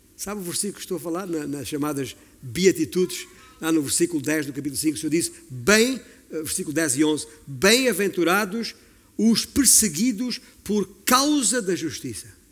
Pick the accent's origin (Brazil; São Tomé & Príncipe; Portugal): Portugal; Alentejo; eu sou alentejano e tem muitas campinas no meu alentejo